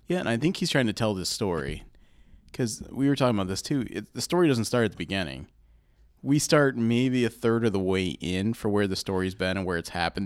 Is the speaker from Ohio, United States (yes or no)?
yes; Columbus, Ohio, United States; We're from Columbus